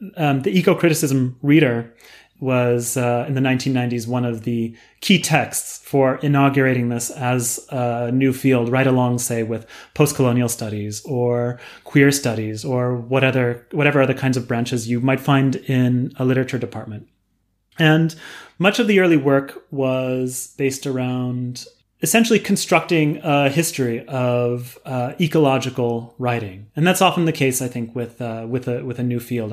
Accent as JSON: {"language": "English", "town": "San Diego", "region": "California", "country": "United States", "tie": "born or raised there", "said": "I grew up in San Diego in California."}